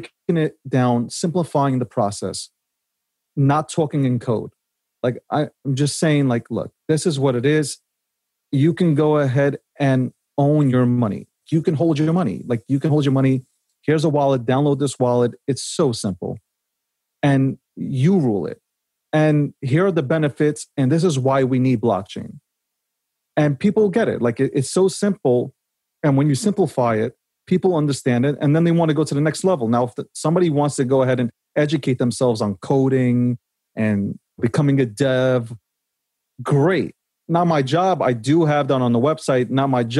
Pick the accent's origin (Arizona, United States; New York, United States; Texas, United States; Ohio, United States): New York, United States; New York City; I was born in Brooklyn